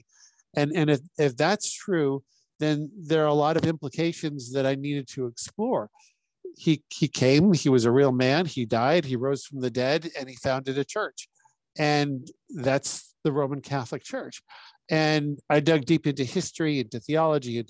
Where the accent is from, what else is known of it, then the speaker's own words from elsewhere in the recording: Humboldt, Saskatchewan, Canada; Born and raised in Humboldt, Saskatchewan